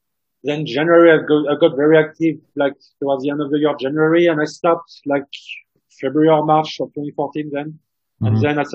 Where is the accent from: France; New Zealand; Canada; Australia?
France; also born or lived in Washington, D.C.; now in Khartoum, Sudan; because I am originally from France.